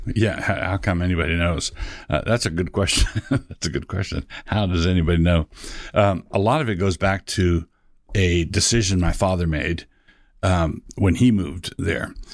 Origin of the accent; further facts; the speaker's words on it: Annapolis, Maryland, United States; moved away as an adult; also born or lived in Ann Arbor, Michigan; now in Moscow, Idaho, United States; I call my hometown Annapolis, Maryland. I grew up in Annapolis.